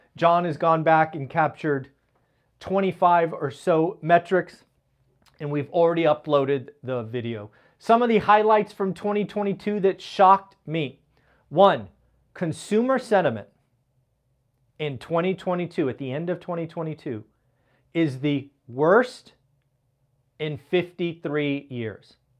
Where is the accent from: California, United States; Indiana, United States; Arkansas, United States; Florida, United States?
California, United States; Silicon Valley; my hometown, the Silicon Valley